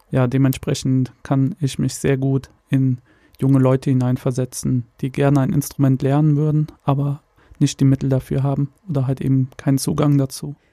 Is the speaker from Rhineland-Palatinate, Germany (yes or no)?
yes; Koblenz, Rhineland-Palatinate, Germany; now in Sankt Augustin, Germany; ich komme aus St. Augustin, ursprünglich aber aus Koblenz. Äh, mich hat es vor vier Jahren hierhin verschlagen